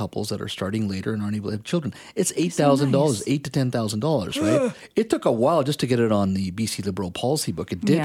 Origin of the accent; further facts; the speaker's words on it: India; now in Canada; I was born in India